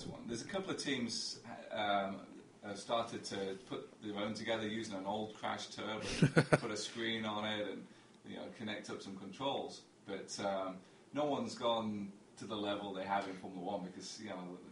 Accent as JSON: {"language": "English", "region": "England", "country": "United Kingdom", "tie": "born or raised there", "said": "I grew up in England"}